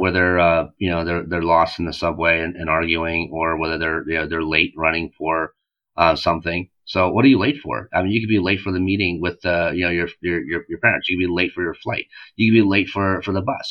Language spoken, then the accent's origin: English; United States; also born or lived in South Korea; we were born in Korea, but we're American.